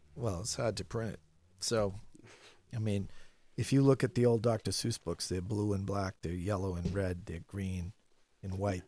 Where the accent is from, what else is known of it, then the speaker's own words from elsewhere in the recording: Medford, Massachusetts, United States; also born or lived in Scituate, Massachusetts / Needham, Massachusetts; now in Boston, United States; I grew up in Medford. Spent every summer in Situate.